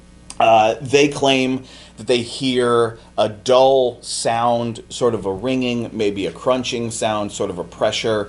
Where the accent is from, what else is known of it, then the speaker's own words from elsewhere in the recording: Arizona, United States; I grew up in Arizona